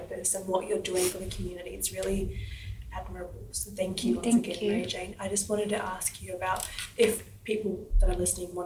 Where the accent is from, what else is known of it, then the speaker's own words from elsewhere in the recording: New Zealand; now in Australia; immigrant myself, I grew up in New Zealand